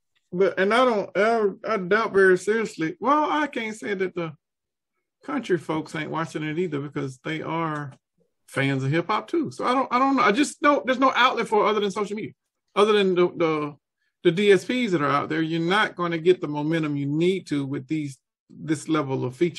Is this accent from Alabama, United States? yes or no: no; Atlanta, Georgia, United States; I'm from Atlanta, Georgia, probably, because Atlanta is mostly black